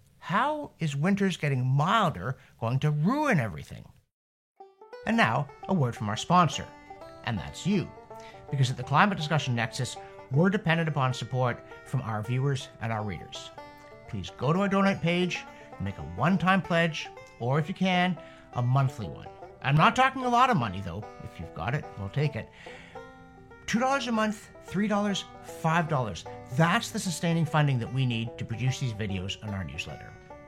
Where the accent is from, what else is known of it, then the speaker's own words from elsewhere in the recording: Canada; Yes, as a Canadian, I worry when the temperature outside is the same as the temperature inside.